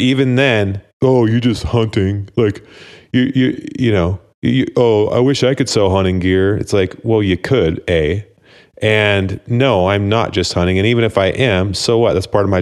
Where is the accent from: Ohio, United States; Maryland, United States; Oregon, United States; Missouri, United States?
Oregon, United States; Dallas; I grew up in Oregon too.